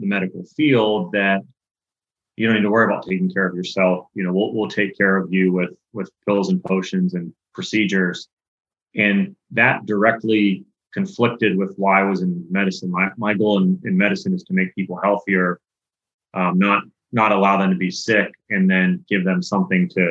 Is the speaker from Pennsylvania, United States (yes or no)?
yes; Pittsburgh, Pennsylvania, United States; I grew up in Pittsburgh, Pennsylvania